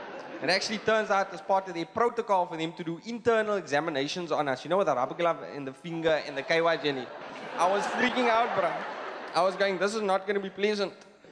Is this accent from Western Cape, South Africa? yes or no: yes; Mitchells Plain, Western Cape, South Africa; I'm from Mitchell's Plain.